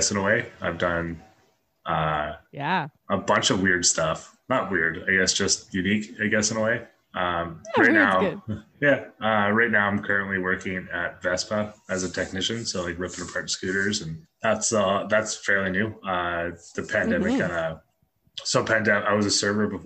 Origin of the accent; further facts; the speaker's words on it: Surrey, British Columbia, Canada; also born or lived in North Delta; I grew up in Surrey, and then in grade 5 I moved to North Delta, so like Surdell area.